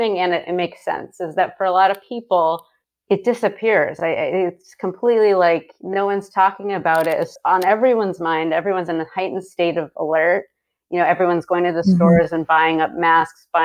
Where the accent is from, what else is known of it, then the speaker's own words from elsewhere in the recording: Connecticut, United States; now in California, United States; I'm from Connecticut